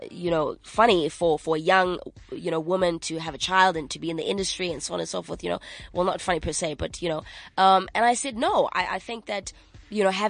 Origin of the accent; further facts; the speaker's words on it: Manchester, North West England, United Kingdom; I grew up in Manchester for a very long time.